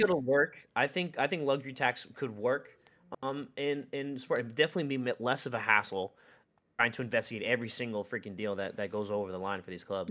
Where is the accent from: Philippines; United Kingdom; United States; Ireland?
United States; as an American